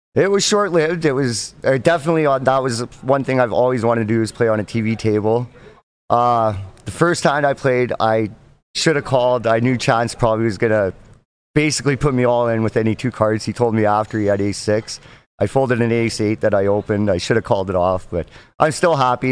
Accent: just outside of Edmonton, Alberta, Canada; I'm from Alberta, Canada, just outside of Edmonton, Alberta

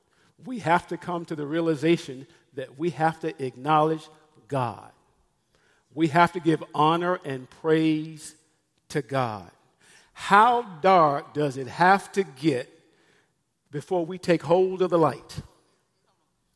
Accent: Memphis, Tennessee, United States; I'm from Memphis, Tennessee

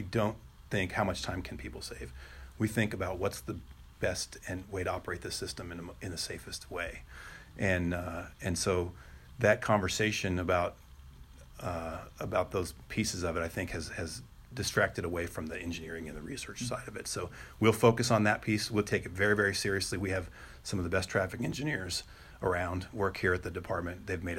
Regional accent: Kansas, United States; now in Nebraska, United States; I came from Kansas. We've got a few of them there.

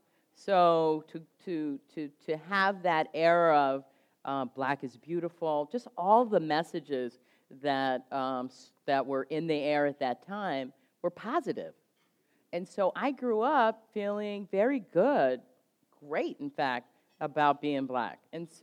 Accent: Oakland, California, United States; now in Montgomery, United States; I was born and raised in Oakland, California, and I was born and raised during the Black Empowerment Movement. And though I was young, 11, 12 at the time

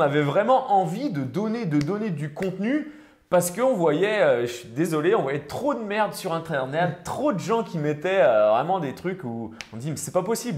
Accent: Rennes, Brittany, France; je suis originaire de Rennes

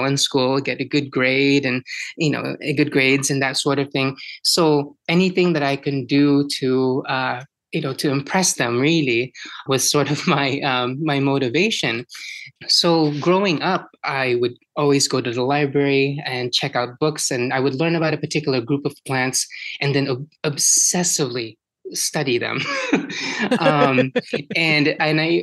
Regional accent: Philippines; now in Washington, United States; born and raised in the Philippines and coming to the US

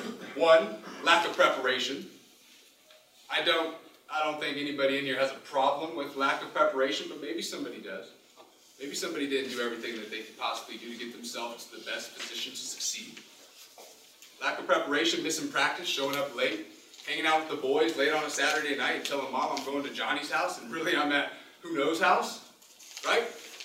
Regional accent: Massachusetts, United States; I'm from Massachusetts, and we don't even have sunlight for the next 8 months.

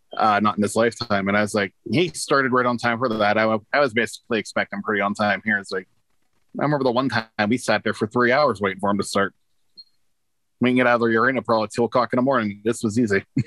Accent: Youngstown, Ohio, United States; also born or lived in Hubbard, Ohio; I was born and raised in Youngstown. I live in Hubbard now, but Hubbard is all of five minutes outside of Youngstown

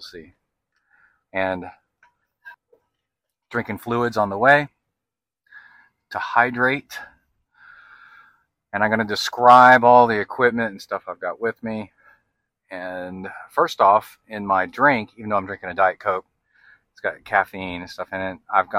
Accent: Birmingham, Alabama, United States; also born or lived in East Tennessee; I really miss where I grew up in Birmingham, Alabama, and Tennessee, East Tennessee, near the Smoky Mountains, where it's just thick pine forest.

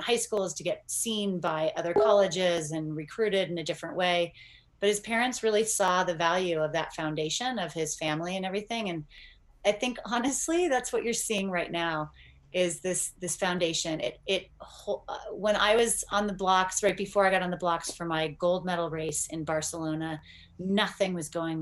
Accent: Northern California, United States; I grew up in Northern California

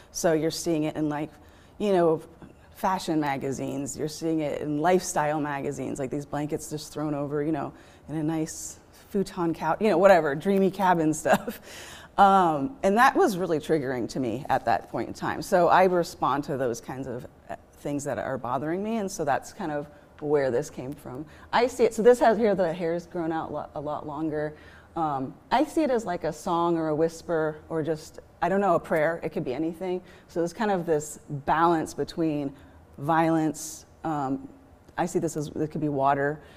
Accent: Eugene, Oregon, United States; also born or lived in Ashland, Oregon / Portland, Oregon; now in Modoc Point, United States; I'm a, I guess, lifelong Oregonian. Um, I grew up here in Eugene

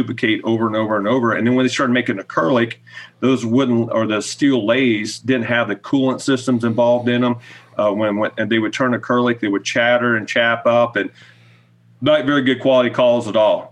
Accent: Ohio, United States; someone like me growing up in Ohio

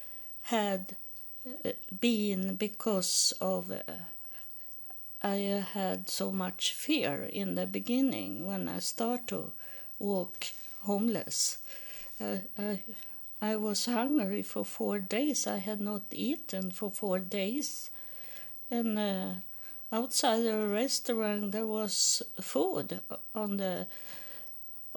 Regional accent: Sweden; moved away as an adult; also born or lived in United States; I'm from Sweden and am homeless in United States

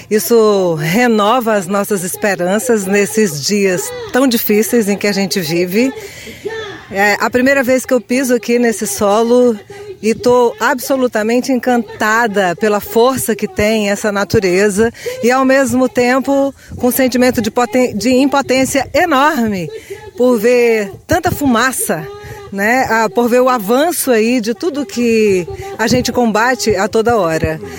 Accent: Xapuri, Acre, Brazil; Então, eu sou … sou de Chapuri, Acre, estou na comitiva da Aliança das Amazônias pelo Comitê Chico Mendes.

